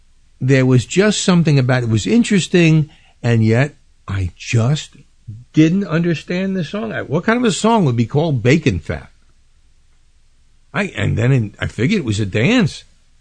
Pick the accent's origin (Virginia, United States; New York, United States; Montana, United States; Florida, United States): New York, United States; New York City; for a teenager growing up in Brooklyn